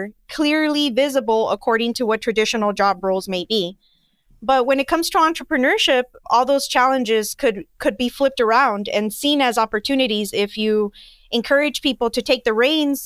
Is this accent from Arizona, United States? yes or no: yes; Nogales, Arizona, United States; moved away as an adult; also born or lived in Tucson, Arizona; My entrepreneurial background is not in Nogales